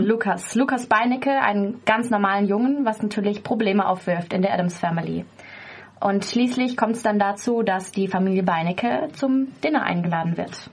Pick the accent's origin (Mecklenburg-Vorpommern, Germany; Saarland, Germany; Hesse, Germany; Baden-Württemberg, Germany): Baden-Württemberg, Germany; Offenburg; ich komme ursprünglich äh, aus, aus Offenburg